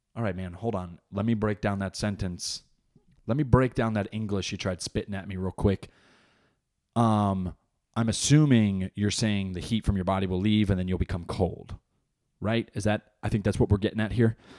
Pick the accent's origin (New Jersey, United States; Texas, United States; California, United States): New Jersey, United States; moved away as an adult; now in North Carolina, United States; I was born in Jersey, Jersey raised. I'm plotted here in North Carolina because of my job